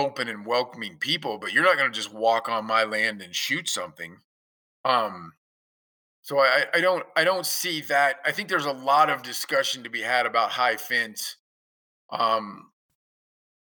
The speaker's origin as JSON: {"language": "English", "region": "Kansas", "country": "United States", "tie": "born or raised there", "said": "coming from growing up in Kansas"}